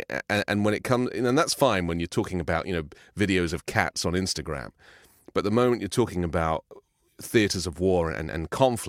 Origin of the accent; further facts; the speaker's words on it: England, United Kingdom; Because, you know, I remember growing up in England, where the only way you could get your personal opinion published was by writing a letter to the Times newspaper